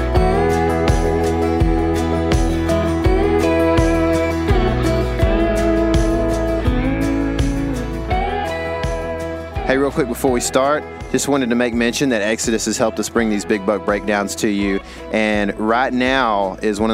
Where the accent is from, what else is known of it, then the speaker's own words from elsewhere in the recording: Texas, United States; we're already from Texas